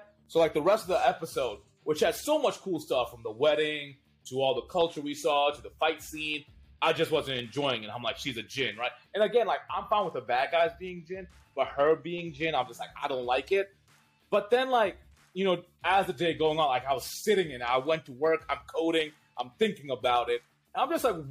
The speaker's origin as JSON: {"language": "English", "country": "Pakistan", "said": "We're all Pakistani Muslims here"}